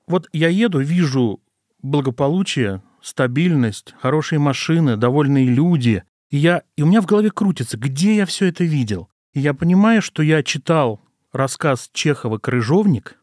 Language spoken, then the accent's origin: Russian; Gus-Khrustalny, Vladimir Oblast, Russia; я родился в Гусе Хрустально Владимирской области и жил совершенно спокойно, спокойной жизнью в учительской семье